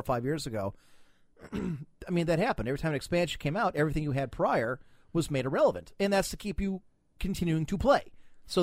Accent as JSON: {"language": "English", "region": "Ohio", "country": "United States", "said": "being from Ohio"}